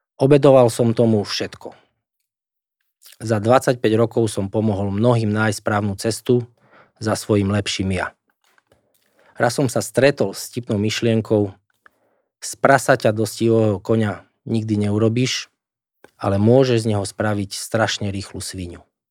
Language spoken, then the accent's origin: Slovak; Slovakia; Moja rodná zem, ktorá mi je nadovšetko blízka, ktorú som roky reprezentoval